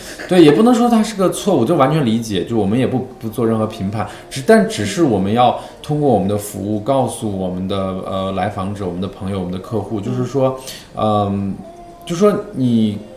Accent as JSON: {"language": "Chinese", "area": "Chang'an County", "region": "Shaanxi", "country": "China", "also_born_or_lived": "southern China", "moved": "yes", "said": "长安县人"}